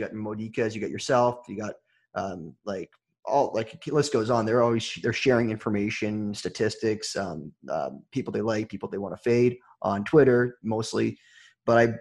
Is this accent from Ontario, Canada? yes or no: yes; Toronto, Ontario, Canada; I'm from Toronto